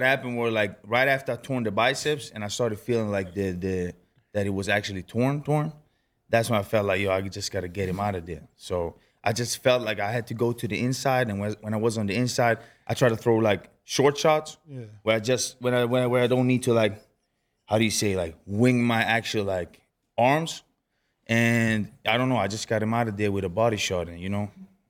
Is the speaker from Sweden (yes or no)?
yes; Stockholm, Stockholm County, Sweden; now in Las Vegas, United States; born and raised in Stockholm, Sweden.